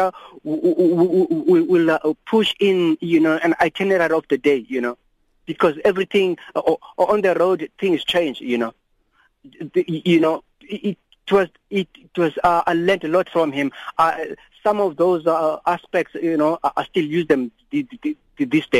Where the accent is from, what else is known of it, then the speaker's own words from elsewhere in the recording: Cape Town, Western Cape, South Africa; I'm from Cape Town.